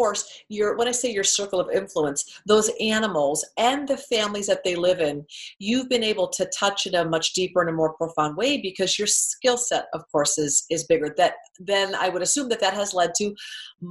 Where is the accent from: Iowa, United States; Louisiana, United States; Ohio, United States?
Iowa, United States; I grew up in Iowa with very common sense but very proactive parents